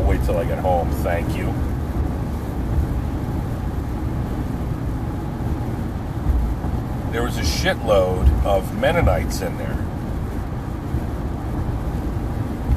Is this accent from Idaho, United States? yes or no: no; New Jersey, United States; at the Fork and River exit of the Garden State Parkway in New Jersey, right by my hometown